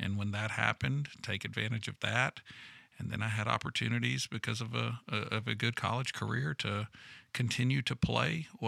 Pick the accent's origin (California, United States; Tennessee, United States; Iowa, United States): Tennessee, United States; Nashville; also born or lived in Europe; born and raised in the Middle Tennessee area, and then aside from about 5 years abroad, and a passport that had been stamped a number of times back in the Middle Tennessee area